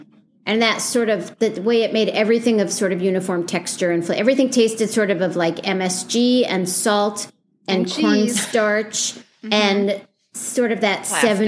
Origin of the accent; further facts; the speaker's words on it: United States; we didn't have any money. My dad was a teacher, but I grew up on Long Island Sound, a mile from the harbor.